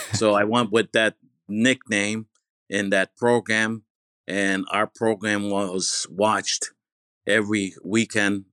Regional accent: Bergama, İzmir, Turkey; also born or lived in New York, United States; now in United States; from Baragama Izmir, I was born in Baragama Izmir.

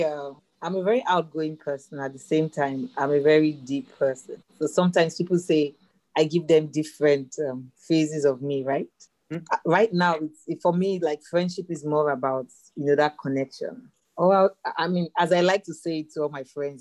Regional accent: Lagos, Nigeria; I grew up in Lagos, Nigeria, Africa

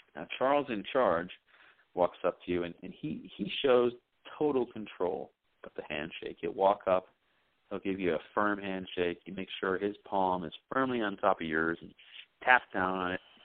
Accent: England, United Kingdom; I was raised in England

